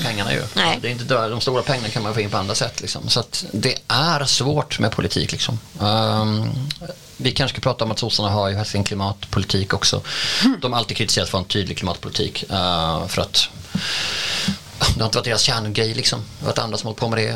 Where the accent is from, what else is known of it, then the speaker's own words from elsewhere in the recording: Skåne, Sweden; vi är ganska många skåningar som har liksom skånska flaggor i tid och otid och vi är ju liksom integrerade